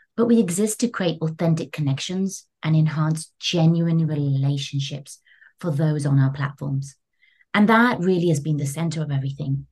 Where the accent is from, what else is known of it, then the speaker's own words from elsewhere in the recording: London, United Kingdom; moved away as an adult; now in New York, United States; having been born and raised in London, UK